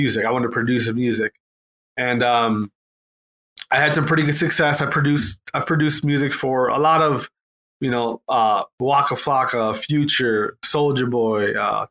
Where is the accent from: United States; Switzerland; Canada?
United States; Wisconsin; also born or lived in Atlanta; I'm from Wisconsin, so I just went, I went back home